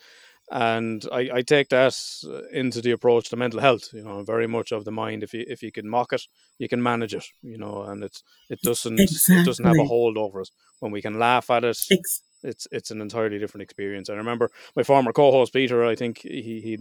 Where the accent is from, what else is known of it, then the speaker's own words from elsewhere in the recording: Ireland; being Irish